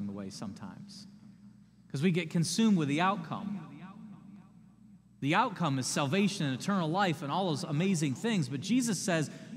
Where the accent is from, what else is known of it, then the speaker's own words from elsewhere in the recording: United States; as American people